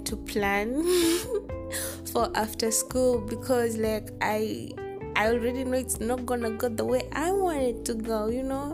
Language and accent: English; Kenya; I'm from Kenya